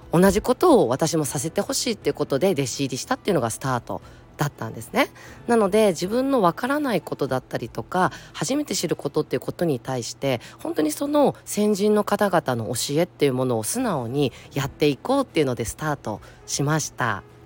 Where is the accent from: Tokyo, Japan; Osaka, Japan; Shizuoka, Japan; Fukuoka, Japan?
Tokyo, Japan; 東京生まれえ東京育ち